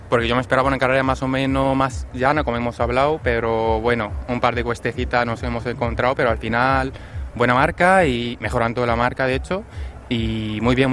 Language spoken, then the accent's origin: Spanish; Syria; now in Spain; como has dicho, que vengo desde Siria, pues eh, la cosa es un poco más complicada que aquí.